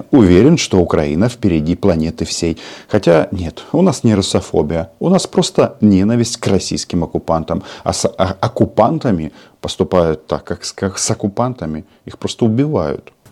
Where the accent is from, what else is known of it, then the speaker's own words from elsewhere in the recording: Kazakhstan; born there; Я вам говорил, что я родился в Казахстане.